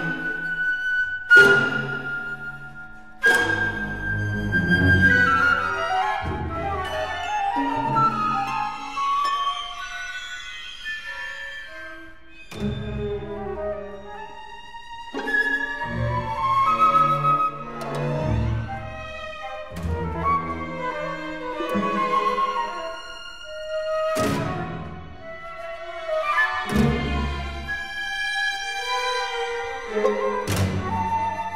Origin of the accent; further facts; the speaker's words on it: St. Louis, Missouri, United States; my hometown of St. Louis, Missouri